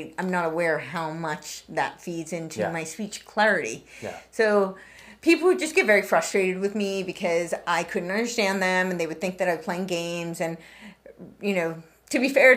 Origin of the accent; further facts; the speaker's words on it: New York, United States; moved away; I grew up right outside New York City